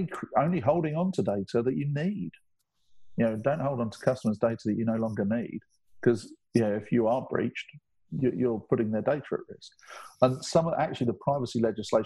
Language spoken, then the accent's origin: English; England, United Kingdom; I'm English.